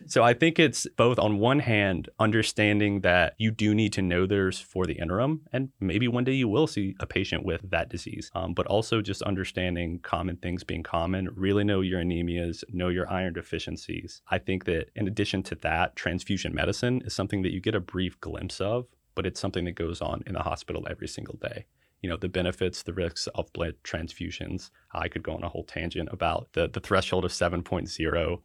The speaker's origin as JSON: {"language": "English", "town": "Hickory", "region": "North Carolina", "country": "United States", "tie": "born or raised there", "said": "I was born and raised in Hickory, North Carolina, which is kind of right at the halfway point between Charlotte and Asheville."}